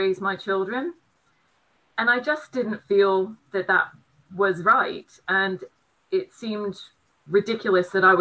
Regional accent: United States; also born or lived in Brighton; now in United Kingdom; being an American, all of my family are in the States

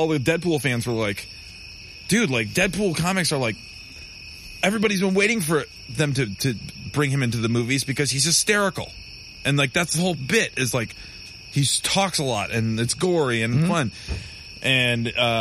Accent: Michigan, United States; I'm from Michigan

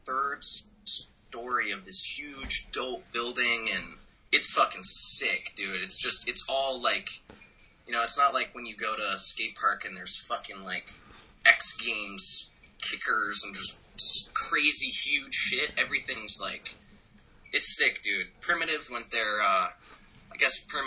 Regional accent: Lexington, Massachusetts, United States; also born or lived in Atlanta, Georgia; I lived in Atlanta till I was 5, and then my family moved to Lexington, Massachusetts

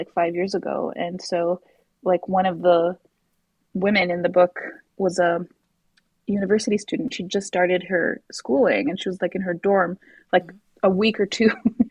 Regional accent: Morocco; moved away as an adult; now in Canada; I grew up in Morocco

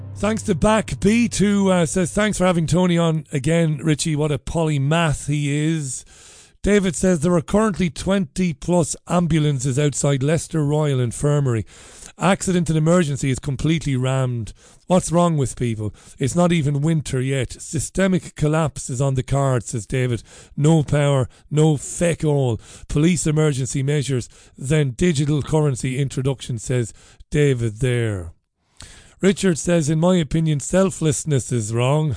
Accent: Ireland; moved away as an adult; now in United Kingdom; I came here because things were better for me, uh, here than they were in Ireland back when I first came here many, many years ago

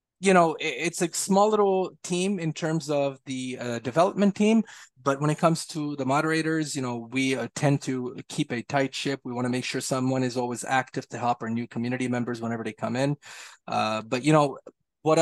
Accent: Montreal, Quebec, Canada; I'm from Montreal

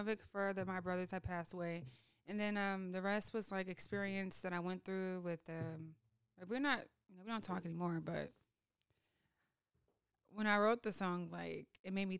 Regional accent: Oakland, California, United States; I grew up, I'm from Oakland, California

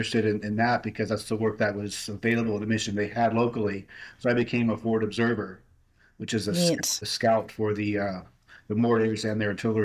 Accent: Pennsylvania, United States; moved away as an adult; also born or lived in upstate New York / Arizona / Virginia; I grew up mostly in Pennsylvania

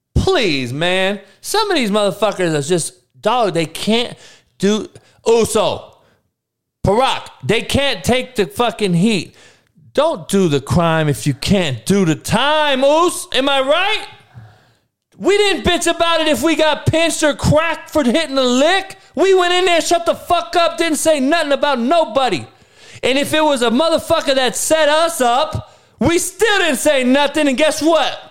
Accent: Compton, California, United States; growing up in Compton, Looters Park to be exact

